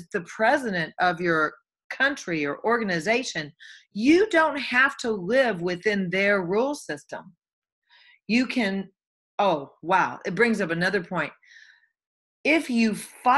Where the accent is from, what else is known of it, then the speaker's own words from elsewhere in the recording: the Bible Belt, United States; I came from Bible Belt. You go to church or you're going to hell. This is all there is. When you die, you go down in the grave. You're boom, you're buried, and you rot. Now, mostly that was how I was raised